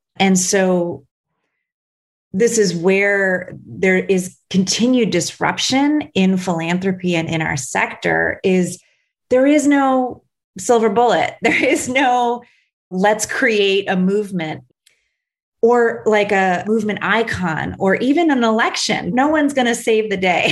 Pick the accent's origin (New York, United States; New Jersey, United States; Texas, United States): New York, United States; Buffalo; Buffalo, New York, which is my hometown